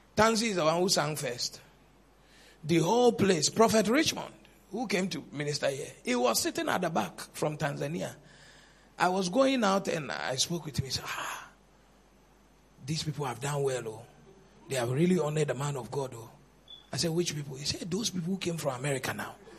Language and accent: English; Cape Coast, Central Region, Ghana; I was born in Cape Coast, I grew in Cape Coast